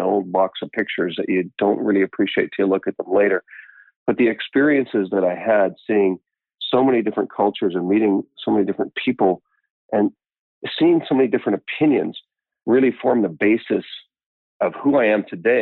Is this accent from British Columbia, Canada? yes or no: yes; New Westminster, British Columbia, Canada; I grew up in the Vancouver area